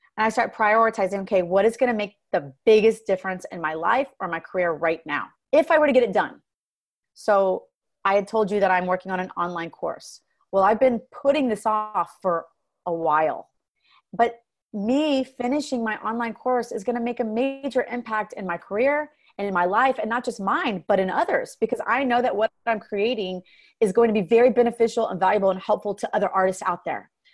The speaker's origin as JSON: {"language": "English", "town": "Dallas", "region": "Texas", "country": "United States", "tie": "born or raised there", "said": "My husband and I relocated to Dallas, which is my hometown, started doing music here in Dallas."}